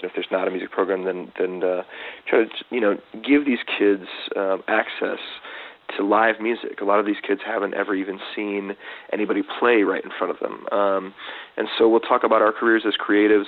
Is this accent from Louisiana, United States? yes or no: no; Detroit, Michigan, United States; I grew up in Detroit, um, Michigan